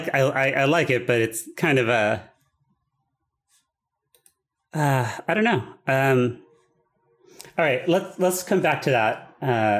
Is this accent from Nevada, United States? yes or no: yes; Boulder City, Nevada, United States; This is Boulder City, Nevada. It is a real place.